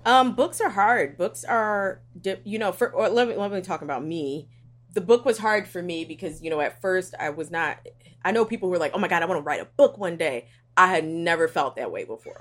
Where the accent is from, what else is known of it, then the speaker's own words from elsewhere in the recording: Philadelphia, Pennsylvania, United States; I am from West Philly.